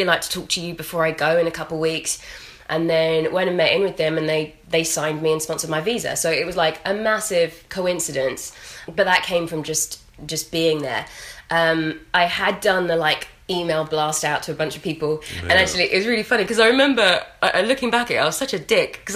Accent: London, United Kingdom; moved away as an adult; now in Los Angeles, United States; I am from London originally, and 3 years ago, I moved

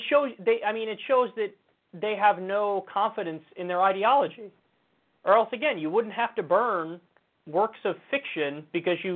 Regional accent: New York, United States; I'm a New Yorker and I'm an American.

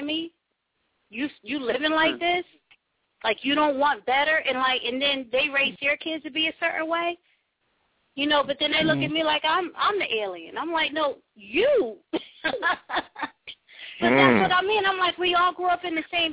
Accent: Trenton, New Jersey, United States; I was born in Trenton

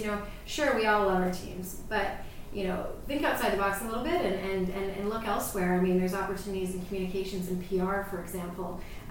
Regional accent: Canada; so I think that as a Canadian, there's a lot I can learn from the U.S.

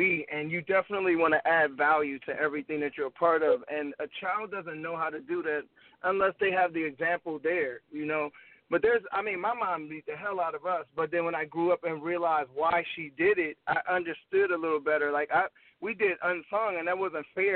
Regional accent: Gary, Indiana, United States; also born or lived in St. Paul, Minnesota; I'm from Gary, Indiana, born, lived there till I was like 8, moved to Minnesota, St. Paul, then moved back to Gary

